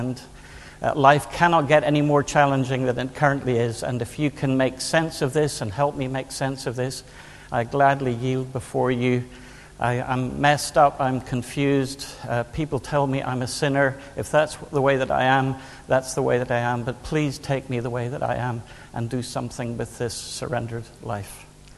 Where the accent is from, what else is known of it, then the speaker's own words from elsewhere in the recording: Northern Ireland, United Kingdom; Yes, I'm from Northern Ireland. I'm married to a Scot. We have an English son and an Irish dog